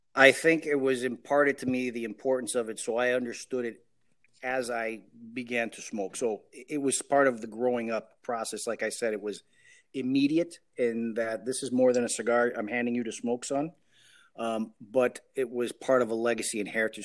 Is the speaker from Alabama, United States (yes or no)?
no; Chicago, Illinois, United States; I am the first one born in the States, and I was born in Chicago